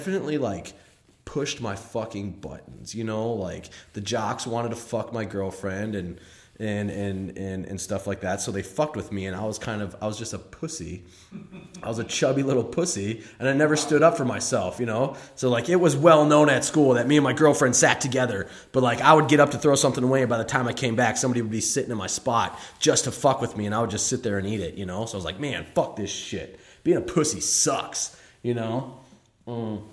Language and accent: English; St. Paul, Minnesota, United States; I grew up in St. Paul, Minnesota